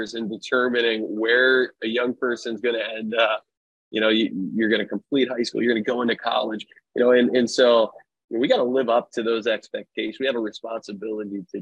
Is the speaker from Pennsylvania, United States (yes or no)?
yes; right outside Philadelphia, Pennsylvania, United States; moved away as an adult; also born or lived in Western Massachusetts; now in Sacramento, United States; I grew up right outside Philadelphia, went to college in Western Massachusetts, and then made my way out to California